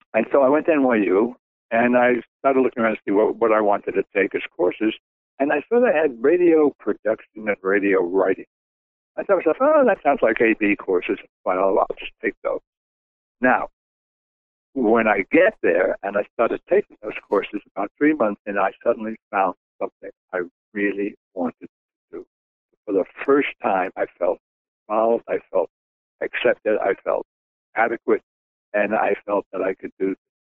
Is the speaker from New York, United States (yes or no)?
yes; New York City, New York, United States; moved away as an adult; I was born in Bensonhurst, Brooklyn, New York, and I was a Brooklyn kid